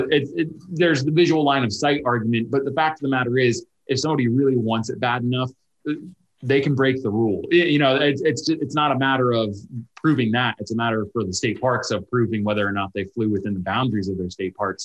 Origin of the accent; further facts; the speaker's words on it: Pennsylvania, United States; moved away; So I grew up in an area and I visit my, my hometown quite often uh, where we have a, a state park. It's Little Pine State Park.